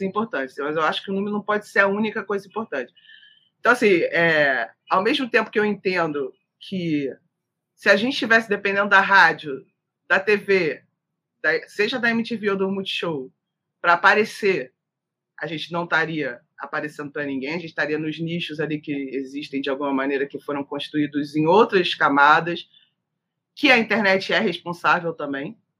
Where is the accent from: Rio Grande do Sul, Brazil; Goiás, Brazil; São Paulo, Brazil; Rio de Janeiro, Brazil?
Rio de Janeiro, Brazil; Niterói; eu sou de Niterói